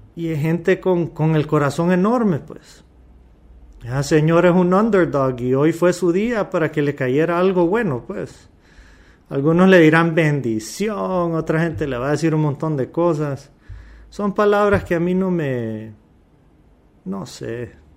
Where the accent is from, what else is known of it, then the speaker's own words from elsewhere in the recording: Honduras; como hondureños